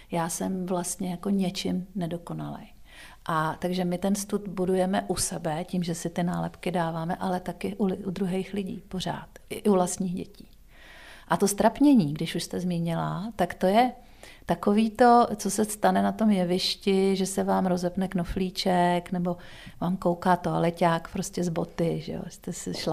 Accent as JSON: {"language": "Czech", "country": "Czechia", "said": "my máme jako Češi strach se strapnit."}